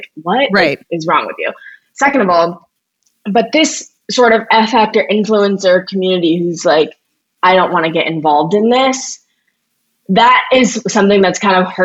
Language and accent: English; St. Louis, Missouri, United States; also born or lived in Evanston, Illinois; I'm not from the Upper East Side, I'm from St. Louis